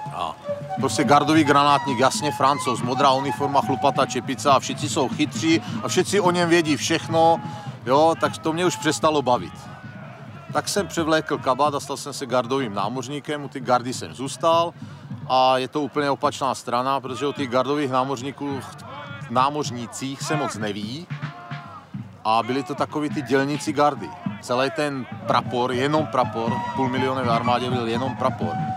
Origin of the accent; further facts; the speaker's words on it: Slovakia; já pocházím ze Slovenska